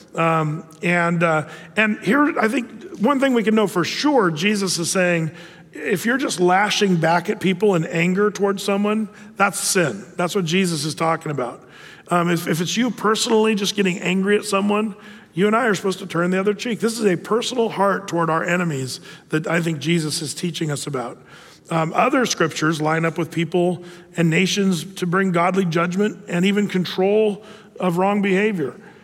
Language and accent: English; United States; as an American citizen